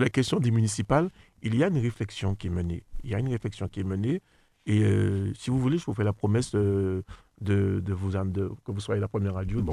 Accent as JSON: {"language": "French", "town": "Le Robert", "country": "Martinique", "tie": "born or raised there", "said": "j'ai grandi euh, au Robert"}